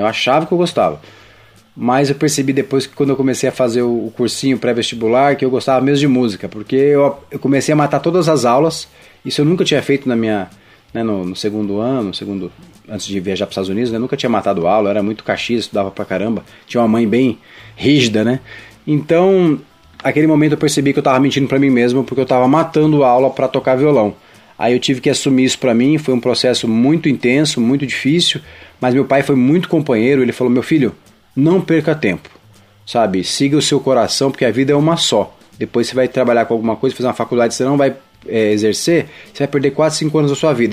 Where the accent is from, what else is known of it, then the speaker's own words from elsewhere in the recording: Campo Grande, Mato Grosso do Sul, Brazil; also born or lived in São Paulo; em Campo Grande, Mato Grosso do Sul, terra que eu chamo de minha, fui criado lá, embora tenha nascido em São Paulo.